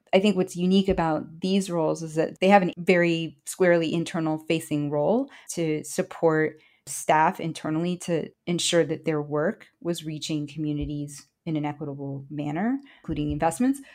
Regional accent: Chicago, Illinois, United States; first language Spanish; I grew up in Chicago and my mother was an undocumented immigrant from Honduras, Central America.

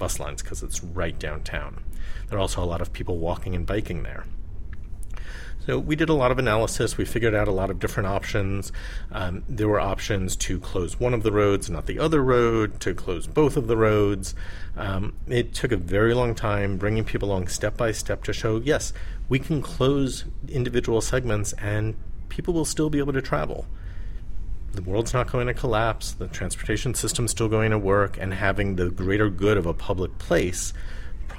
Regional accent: New York City, New York, United States; moved away as an adult; now in San Francisco, United States; I was born in New York. I lived there most of my life

